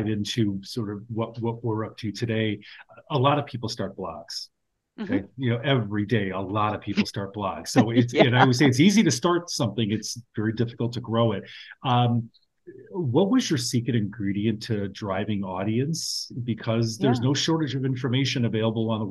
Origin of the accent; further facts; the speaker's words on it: Chicago, Illinois, United States; I'm from Chicago